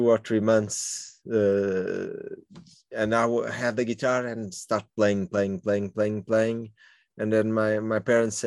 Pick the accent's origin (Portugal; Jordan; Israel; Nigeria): Portugal; Lisbon; I grew up in Lumiar. It's okay, in the north part of Lisbon. And I was born in the center of Lisbon